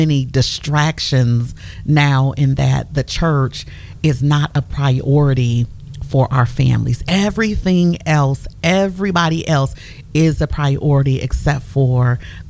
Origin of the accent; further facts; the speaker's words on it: Canton, Ohio, United States; we all attended the same church at Pentecostal Temple, Church of God in Christ in Canton, Ohio